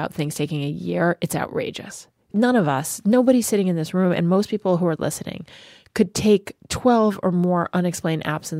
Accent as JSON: {"language": "English", "region": "New Jersey", "country": "United States", "said": "in my home state, Senator Cory Booker"}